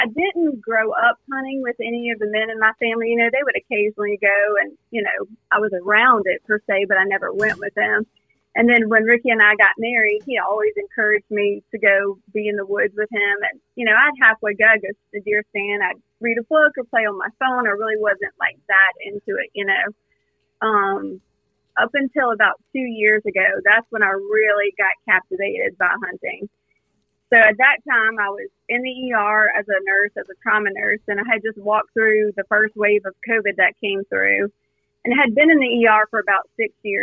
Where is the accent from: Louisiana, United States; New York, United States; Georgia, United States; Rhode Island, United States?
Louisiana, United States; South; born and raised in South Louisiana